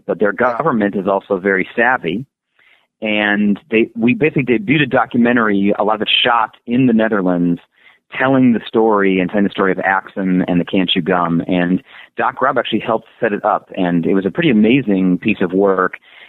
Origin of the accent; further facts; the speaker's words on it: Illinois, United States; now in California, United States; I'm born and raised in Illinois